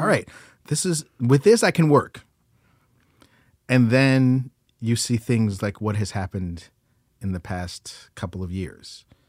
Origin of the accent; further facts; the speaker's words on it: United States; I'm an American